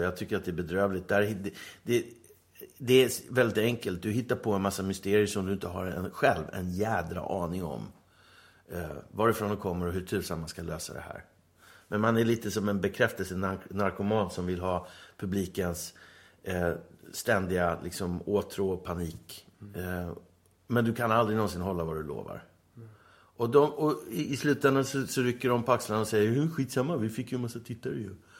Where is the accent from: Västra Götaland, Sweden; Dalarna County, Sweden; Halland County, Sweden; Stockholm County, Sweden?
Stockholm County, Sweden; Stockholm; moved away as an adult; now in Åland, Finland; Jag är uppvuxen på Söder, i Tanto